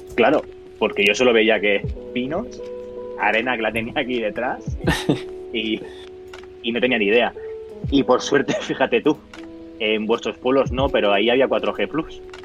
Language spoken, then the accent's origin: Spanish; Barcelona, Catalonia, Spain; soy de Barcelona